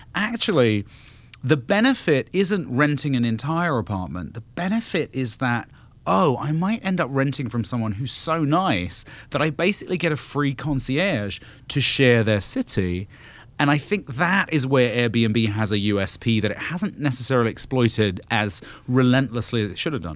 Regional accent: United Kingdom; moved away; I'm not British anymore

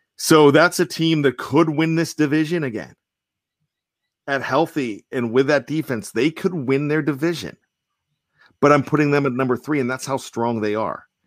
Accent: Western Pennsylvania, United States; I grew up in Western Pennsylvania

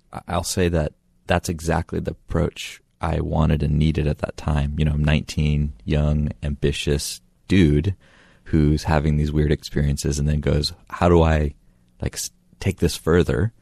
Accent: near Asheville, Western North Carolina, United States; I grew up in North Carolina, in Western North Carolina, near Asheville

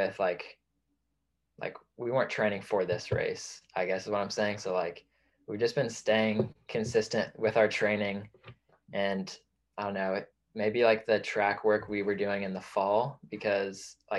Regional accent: Indianapolis, Indiana, United States; moved away as an adult; now in Oregon, United States; I'm from Indianapolis, Indiana.

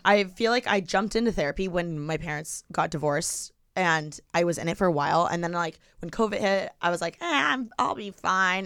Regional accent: Bloomington, Indiana, United States; moved away as an adult; now in Los Angeles, United States; I'm from Bloomington.

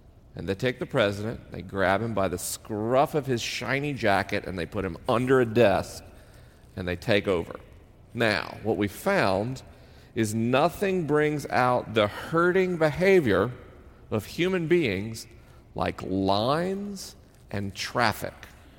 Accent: Southern United States, United States; accent: Southern; I spent 10 years as a kid trying to erase my Southern accent because I wanted people to believe I was intelligent. Because to me, the South represented ignorance and racism.

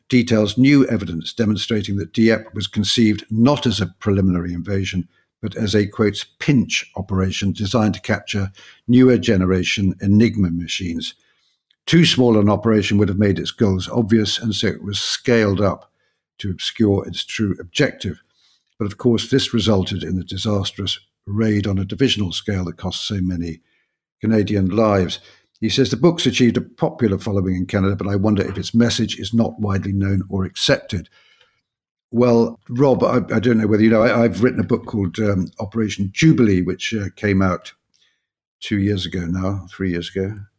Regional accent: London, United Kingdom; when I was growing up in London

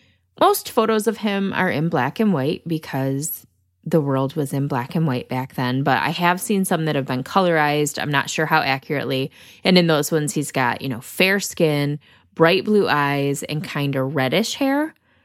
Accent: Northern United States, United States; accent: northern; I definitely say it with my northern accent.

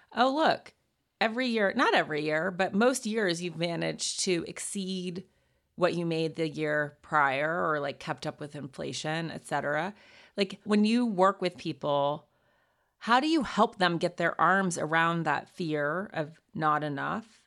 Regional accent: Montana, United States; moved away; also born or lived in New York; went to boarding school, went to Yale, but I'm from Montana

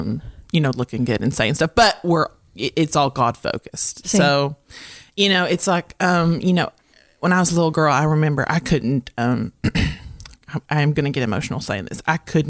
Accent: Morehead, Kentucky, United States; I am from Moorhead, Kentucky.

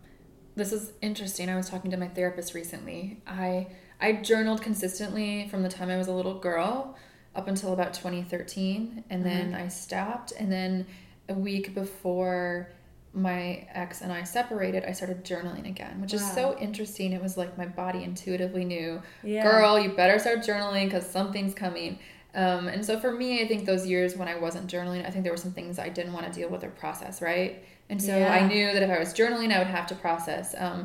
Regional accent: Midwest, United States; I don't really think of myself as a Midwesterner, although I am.

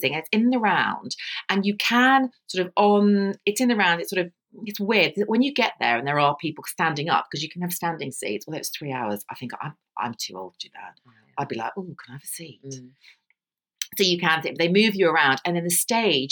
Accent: England, United Kingdom; I'm English.

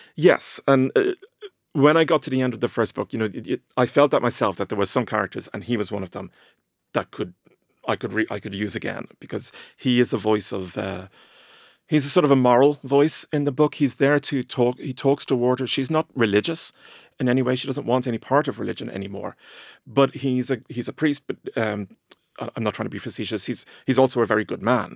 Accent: Ireland; growing up in Ireland in the 80s and 90s

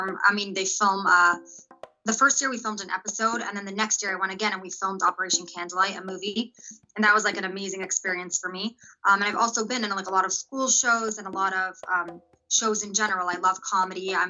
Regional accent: Los Angeles, California, United States; also born or lived in Israel; I grew up in North Hollywood, Valley Village in California

